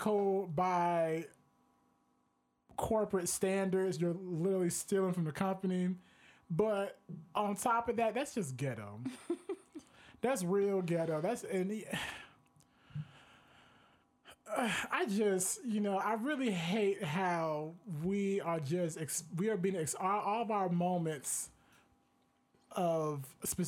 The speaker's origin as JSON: {"language": "English", "town": "Miami", "region": "Florida", "country": "United States", "tie": "born or raised there", "lives_now": "Orlando, United States", "said": "my hometown, the 305"}